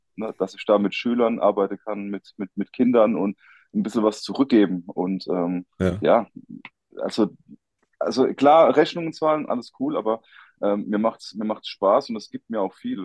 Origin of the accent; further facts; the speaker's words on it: Rhineland-Palatinate, Germany; ich komme aus der Pfalz, ich wohne mitten in den Weinbergen